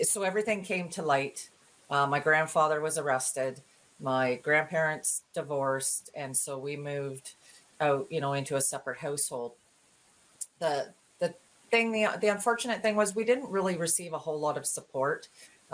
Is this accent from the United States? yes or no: no; Ontario, Canada; I grew up born and raised in Ontario